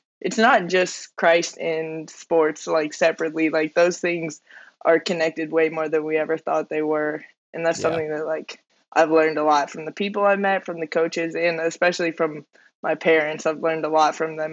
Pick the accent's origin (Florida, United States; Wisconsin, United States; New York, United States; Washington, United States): Washington, United States; Anacortes; moved away as an adult; also born or lived in Iowa; now in Deerfield, United States; I grew up in Anacortes, Washington